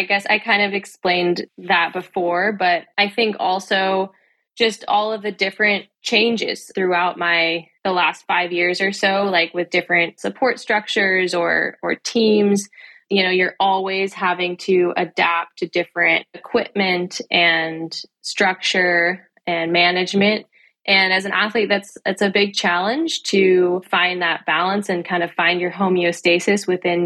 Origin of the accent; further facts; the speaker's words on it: California, United States; moved away as an adult; also born or lived in Durango, Colorado; I came from California